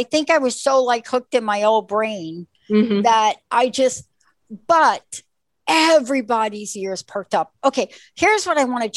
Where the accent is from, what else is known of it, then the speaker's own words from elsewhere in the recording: New York, United States; I grew up in New York